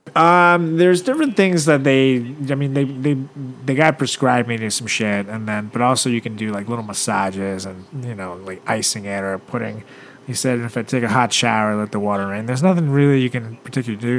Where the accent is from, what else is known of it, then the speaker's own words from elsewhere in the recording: Venezuela; moved away; my hometown Venezuela